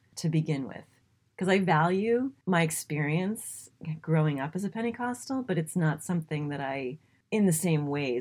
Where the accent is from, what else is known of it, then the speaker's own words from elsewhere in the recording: New England, United States; I grew up in New England.